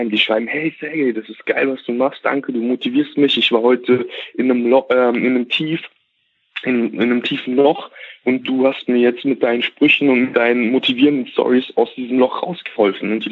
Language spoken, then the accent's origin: German; Germany; also born or lived in Kazakhstan; ich bin nicht in Deutschland geboren, sondern wir sind, also ich bin in Kasachstan geboren und ähm, mhm. bin mit fünf Jahren nach Deutschland gekommen mit meinen Eltern.